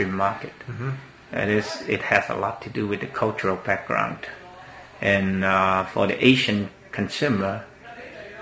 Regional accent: China; moved away as an adult; now in United States; back home in China

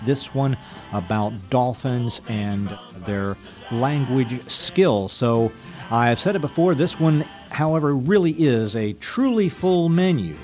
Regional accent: United States; as an American

